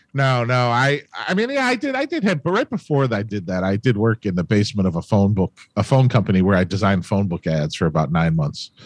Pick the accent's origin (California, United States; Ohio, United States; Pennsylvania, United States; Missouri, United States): Ohio, United States; Cleveland; Born and raised Cleveland, Ohio